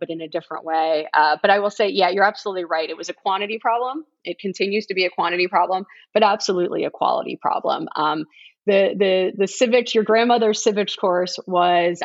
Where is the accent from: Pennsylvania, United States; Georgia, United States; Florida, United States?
Florida, United States; South; moved away as an adult; also born or lived in Middleburg, Florida; the one in which I was raised. You know, I came from South Florida